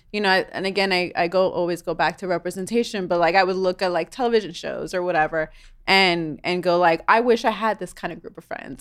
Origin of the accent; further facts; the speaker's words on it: New York City, New York, United States; moved away; I grew up in New York City